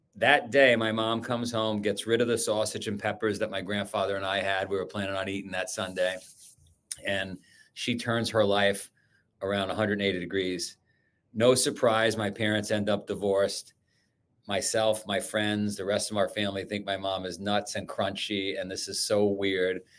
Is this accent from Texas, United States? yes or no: no; New York City, New York, United States; I grew up in Queens, Howard Beach, Queens